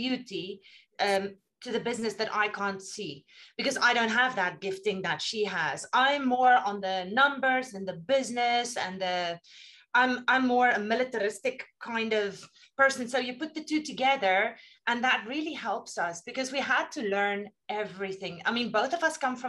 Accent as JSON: {"language": "English", "town": "Potchefstroom", "region": "North West", "country": "South Africa", "tie": "born or raised there", "moved": "as an adult", "lives_now": "Abu Dhabi, United Arab Emirates", "said": "We are both actually from Potchefstroom in South Africa. We finished school there and then traveled the world. I currently live in Abu Dhabi."}